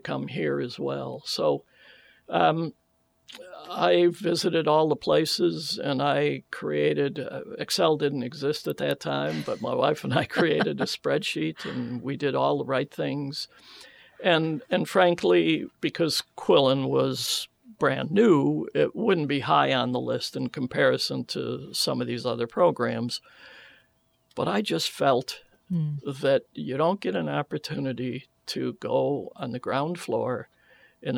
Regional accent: Syracuse, New York, United States; also born or lived in Europe; now in Tennessee, United States; I'm from Syracuse

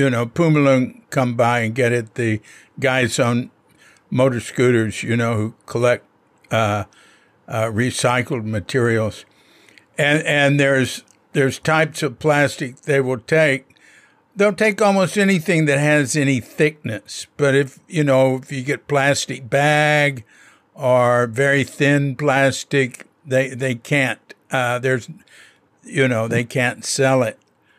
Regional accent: San Francisco, California, United States; San Francisco area, California.

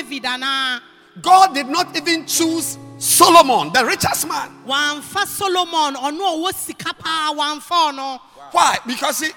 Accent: Ghana; we are Ghanaians. I'm not Togolese

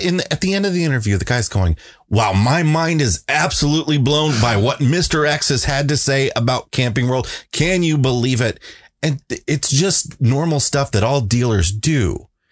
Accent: United States; I grew up on the Mississippi.

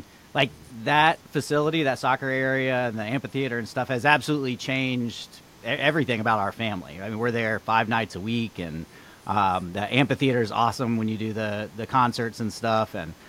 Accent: Gwinnett County, Georgia, United States; now in Dunwoody, United States; I grew up in Gwinnett

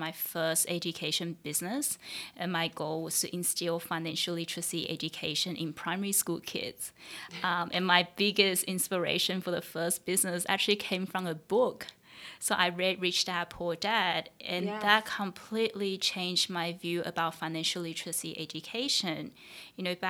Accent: Sydney, New South Wales, Australia; English is a second language; moved away as an adult; also born or lived in Taiwan; now in Singapore; my family immigrated to Australia when I was about 11

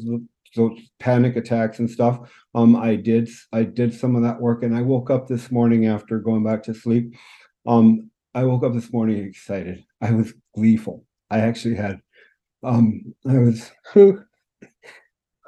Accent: California, United States; moved away as an adult; also born or lived in Phoenix, Arizona; now in Vancouver, Canada; I grew up in California. Spent most of my life in California, and moved to British Columbia in Vancouver in 2009

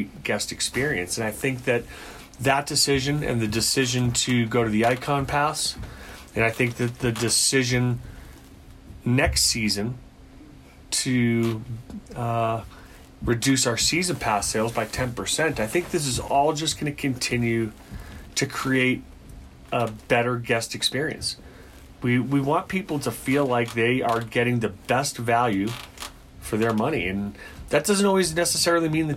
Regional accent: Boston, Massachusetts, United States; now in Colorado, United States; I'm originally from Boston, Massachusetts.

